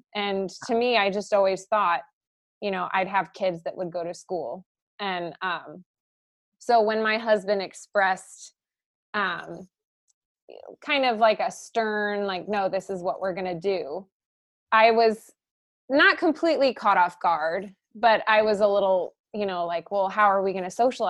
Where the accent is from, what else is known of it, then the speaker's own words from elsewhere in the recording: St. Louis, Missouri, United States; the area I grew up in, I'm from St. Louis, Missouri, where there's Catholic high schools, grade schools everywhere.